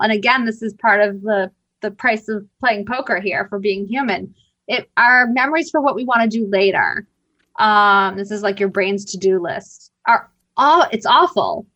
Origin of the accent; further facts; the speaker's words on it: Boston, Massachusetts, United States; I'm from Boston.